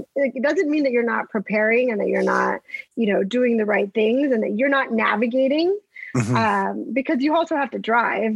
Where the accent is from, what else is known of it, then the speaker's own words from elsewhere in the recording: El Paso, Texas, United States; moved away as an adult; also born or lived in Stanford, California / Boston / Washington; now in New York City, United States; I'm from El Paso